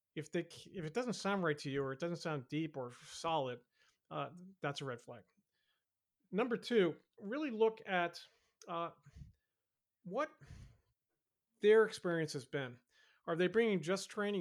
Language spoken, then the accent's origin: English; Boston, Massachusetts, United States; my hometown Boston